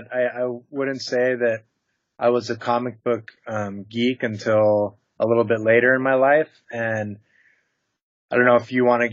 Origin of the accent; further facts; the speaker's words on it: San Diego, California, United States; also born or lived in Florida; I'm a San Diego born and raised